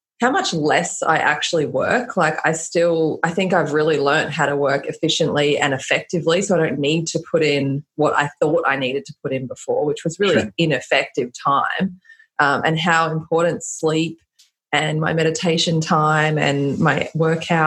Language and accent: English; Australia; I'm Australian